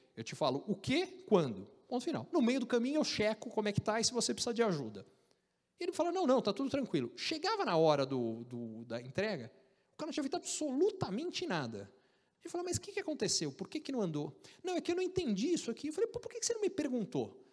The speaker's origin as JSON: {"language": "Portuguese", "country": "Brazil", "also_born_or_lived": "United States", "moved": "as an adult", "said": "o pessoal não acredita que eu sou brasileiro, eles acham que eu sou argentino"}